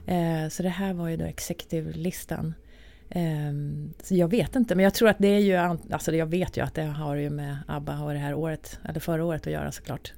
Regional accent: Arvika, Värmland, Sweden; moved away as an adult; now in Stockholm, Sweden; när jag bodde då i Arvika där jag kommer ifrån

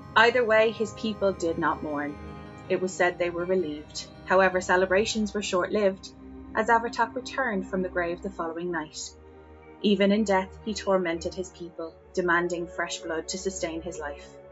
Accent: Dublin, Leinster, Ireland; as an Irish and as a Dublin person

